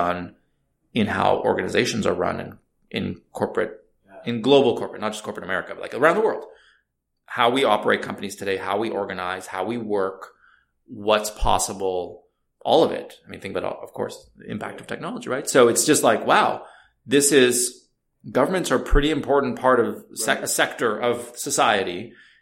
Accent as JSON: {"language": "English", "country": "Canada", "moved": "as an adult", "lives_now": "United States", "said": "being originally Canadian"}